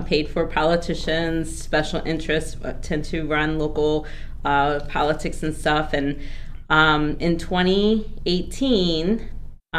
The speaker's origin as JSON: {"language": "English", "town": "Joliet", "region": "Illinois", "country": "United States", "tie": "born or raised there", "also_born_or_lived": "Los Angeles", "moved": "as an adult", "said": "up in Joliet and I went to public"}